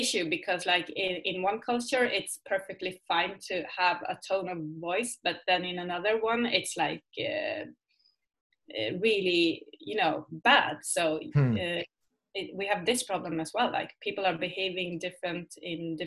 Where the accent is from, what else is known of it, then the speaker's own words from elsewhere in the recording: Sweden; English is a second language; I am from Sweden